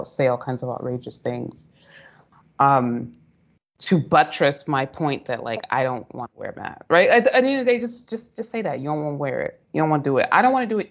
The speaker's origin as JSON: {"language": "English", "country": "United States", "also_born_or_lived": "United Arab Emirates", "moved": "as an adult", "said": "I, as a Black American"}